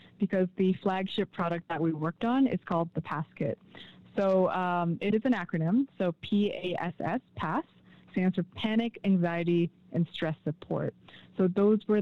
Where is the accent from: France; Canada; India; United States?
Canada; Oshawa, Ontario; I'm originally from Oshawa, Ontario